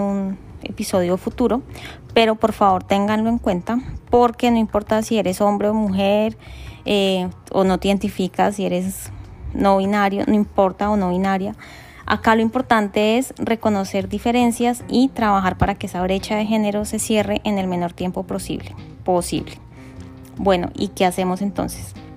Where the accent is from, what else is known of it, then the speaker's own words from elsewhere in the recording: Colombia; soy colombiana